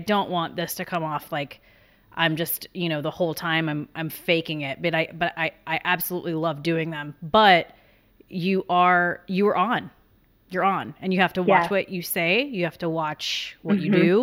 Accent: South Carolina, United States; I'm from South Carolina and I'm from a large family

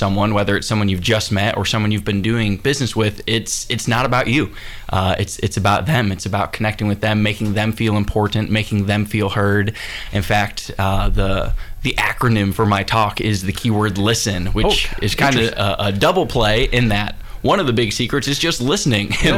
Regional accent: Cleveland, Ohio, United States; moved away as an adult; also born or lived in Pensacola, Florida; Originally, I'm from Cleveland, Ohio, and grew up there

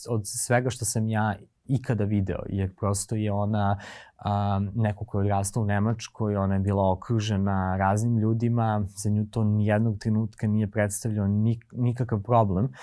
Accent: Prokuplje, Toplica District, Serbia; moved away; ako dolaziš iz jako malog mesta kao ja, ja sam iz Prokuplja, um, gde ljudi poput tebe gotovo da ne postoje

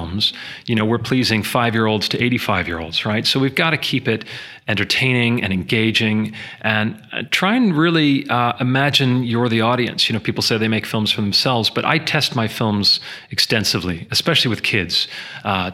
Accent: Canada; I am Canadian

